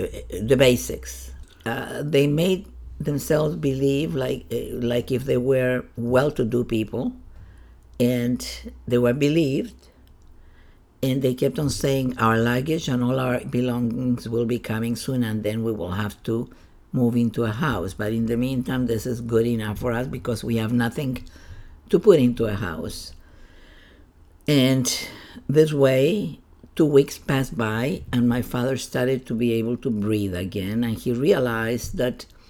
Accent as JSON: {"language": "English", "area": "Chiloé", "region": "Los Lagos", "country": "Chile", "tie": "born or raised there", "moved": "yes", "said": "I was born in Chile, in the southern part of Chile, in an island. The island is called Chiloé"}